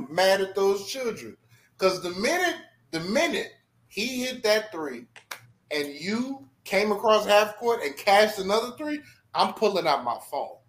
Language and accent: English; New York City, New York, United States; Like, man, I'm from New York City.